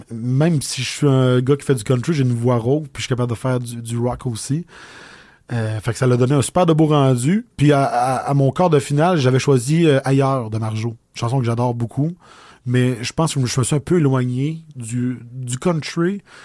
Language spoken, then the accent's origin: French; Audet, Quebec, Canada; accent: accent de la bosse, du bois; J'ai grandi à Audette. J'ai étudié à Lac-Mégantic